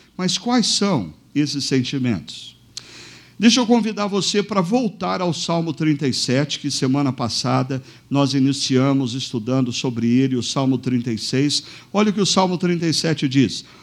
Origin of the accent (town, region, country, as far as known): Brazil